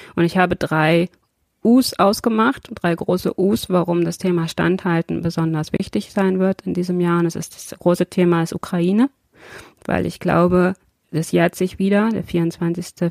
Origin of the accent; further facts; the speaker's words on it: Brandenburg, Germany; now in Braunschweig, Germany; dass es auch meine Heimat ist